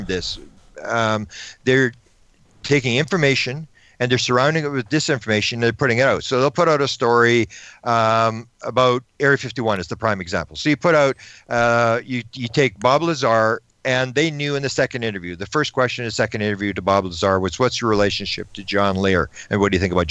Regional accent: Canada; I'm from Canada

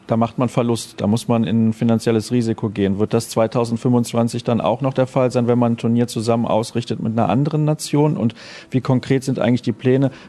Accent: Germany; Also ich finde das natürlich gut, weil wir kommen aus Deutschland und wir haben dann kurze Wege

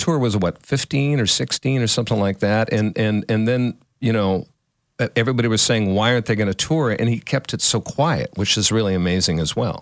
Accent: Northern California, United States; also born or lived in Houston / Los Angeles; I'm a Californian, even Northern California.

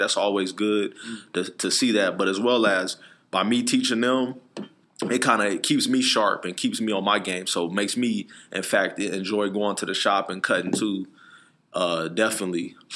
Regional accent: Phoenix, Arizona, United States; I'm from Phoenix, Arizona, born and raised

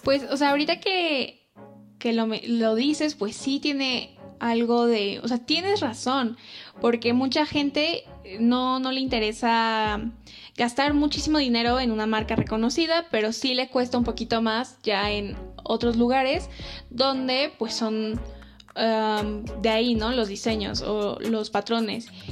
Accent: Mexico; nosotros como mexicanos

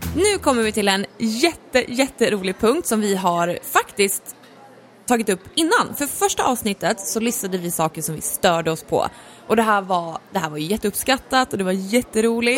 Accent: Norrland, Sweden; Jag är ju liksom från Norrland

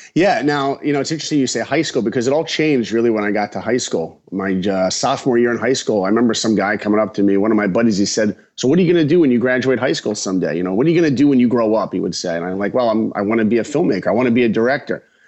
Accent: Long Island, New York, United States; I grew up in Long Island, New York

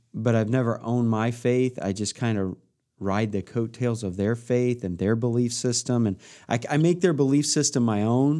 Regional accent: Midwest, United States; growing up in the Midwest, there's a change of seasons

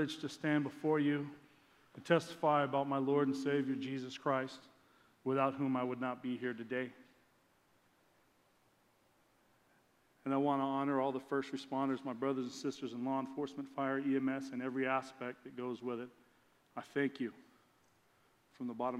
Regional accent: Lakeside, California, United States; Lakeside, my hometown, about a mile from my house

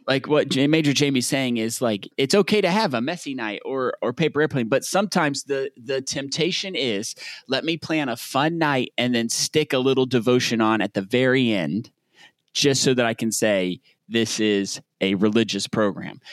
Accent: Southern United States, United States; accent: Southern; my Southern accent

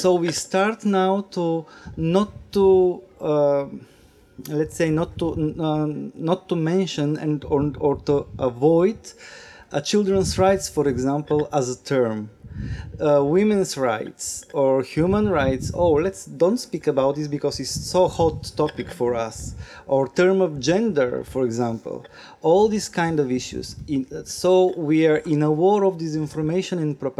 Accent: Bulgaria; I'm coming from Bulgaria, National Network for Children.

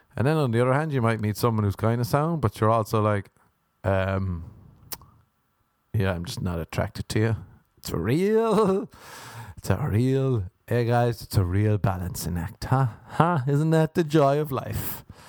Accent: Ireland; moved away; is being Irish

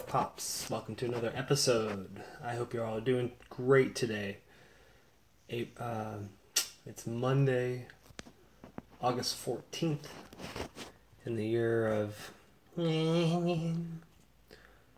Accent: Sarasota, Florida, United States; I grew up in Sarasota, Florida in the 80s

